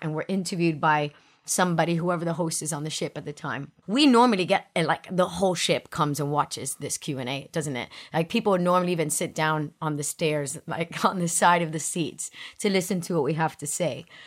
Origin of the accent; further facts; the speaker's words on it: Miami, Florida, United States; moved away; I grew up in Miami, so I grew up in the city, big city, my whole life